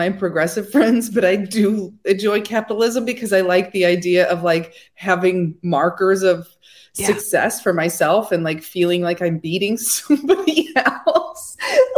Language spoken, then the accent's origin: English; Indiana, United States; I'm from a really small town in Indiana.